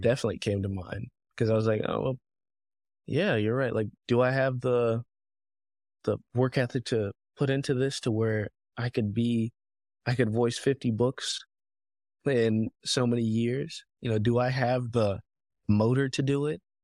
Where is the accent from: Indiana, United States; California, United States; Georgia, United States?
Georgia, United States; Fayetteville; also born or lived in Africa; I grew up in Fayetteville, Georgia